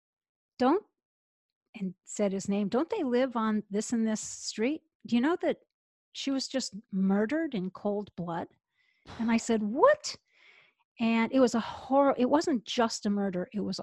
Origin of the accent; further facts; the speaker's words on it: United States; born there; now in Atlanta, United States; I'm in Atlanta, Georgia.